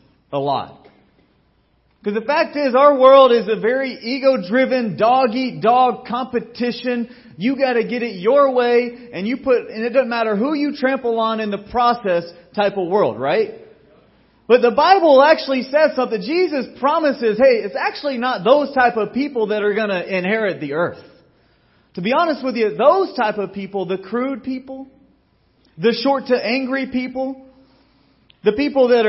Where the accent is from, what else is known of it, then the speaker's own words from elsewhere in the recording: Georgia, United States; growing up in Georgia